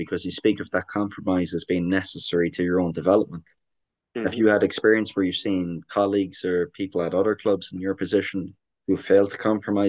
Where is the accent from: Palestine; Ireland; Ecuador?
Ireland; accent: Irish; now in Canada; I'm getting an awful lot of crap from my Irish accent in Canada as well the last month